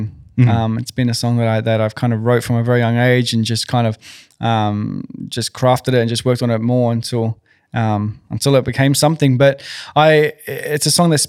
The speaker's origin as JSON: {"language": "English", "town": "Sydney", "region": "New South Wales", "country": "Australia", "tie": "born or raised there", "said": "I'm from Western Sydney."}